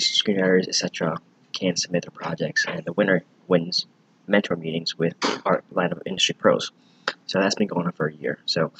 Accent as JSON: {"language": "English", "region": "Virginia", "country": "United States", "tie": "born or raised there", "moved": "as an adult", "lives_now": "Los Angeles, United States", "said": "I'm from Virginia."}